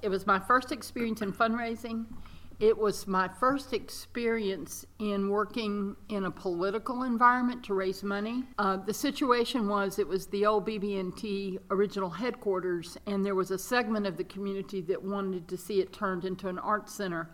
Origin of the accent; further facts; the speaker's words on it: Mississippi, United States; moved away as an adult; also born or lived in Dallas; now in North Carolina, United States; I was raised in Mississippi and um, spent a little time in Dallas